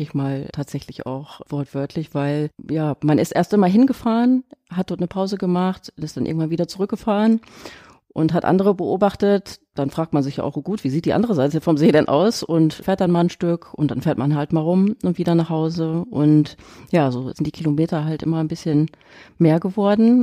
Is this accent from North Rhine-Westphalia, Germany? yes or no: yes; Essen, North Rhine-Westphalia, Germany; ich bin in Essen geboren